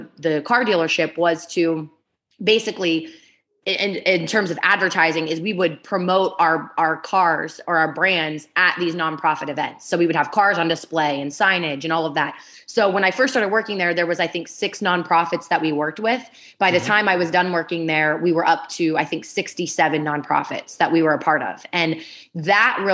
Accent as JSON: {"language": "English", "region": "Ohio", "country": "United States", "tie": "born or raised there", "also_born_or_lived": "Pittsburgh, Pennsylvania", "said": "I was born in Pittsburgh, Pennsylvania, and I grew up in Ohio, right on the border of Pennsylvania, Ohio, and West Virginia"}